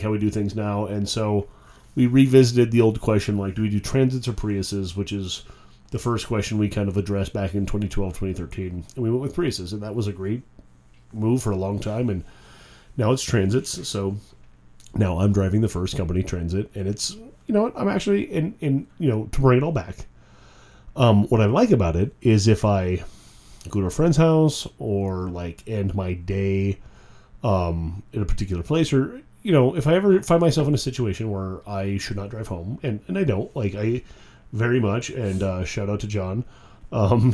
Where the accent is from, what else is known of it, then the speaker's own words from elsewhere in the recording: White Mountains, Arizona, United States; now in Phoenix, United States; growing up in the White Mountains